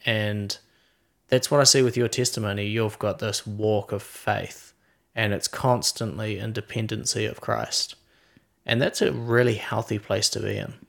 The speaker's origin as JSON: {"language": "English", "town": "Queenstown", "region": "Otago", "country": "New Zealand", "said": "we're from Queenstown, New Zealand"}